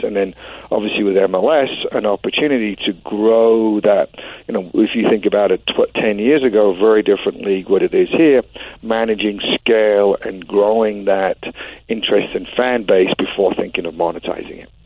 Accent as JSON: {"language": "English", "region": "London", "country": "United Kingdom", "tie": "born or raised there", "moved": "as an adult", "lives_now": "Oregon, United States", "said": "I grew up in West London"}